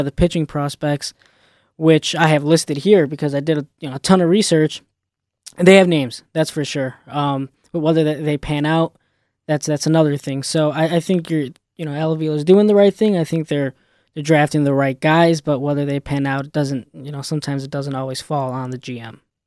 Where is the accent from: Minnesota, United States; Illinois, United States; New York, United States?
Illinois, United States; Chicago; I'm from Chicago